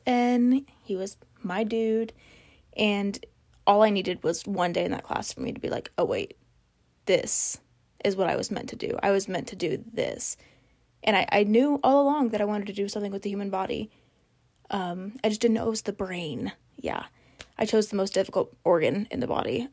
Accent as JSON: {"language": "English", "town": "Hutchinson", "region": "Kansas", "country": "United States", "tie": "born or raised there", "said": "I grew up in Hutchinson, Kansas"}